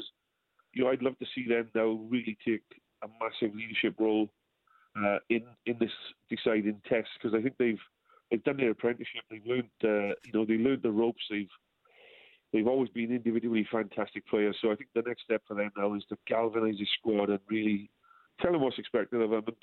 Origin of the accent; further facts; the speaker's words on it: Wales, United Kingdom; I being a bit old school as a Welshman